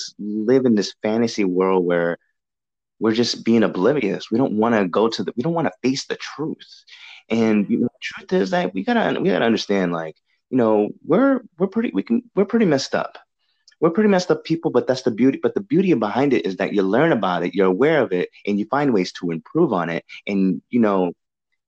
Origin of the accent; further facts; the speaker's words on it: New England, United States; moved away; I'm from the New England area as well. I was that's where I was raised